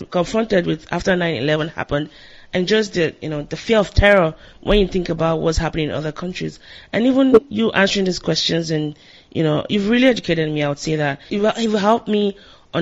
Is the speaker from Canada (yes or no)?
no; Nigeria; now in United States; I grew up in Nigeria